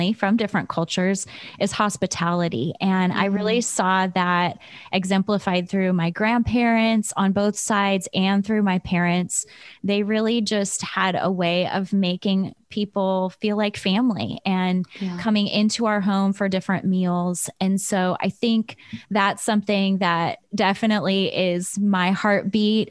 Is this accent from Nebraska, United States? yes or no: no; Chicago, Illinois, United States; also born or lived in Michigan; now in California, United States; I grew up in Chicago in the south side of the city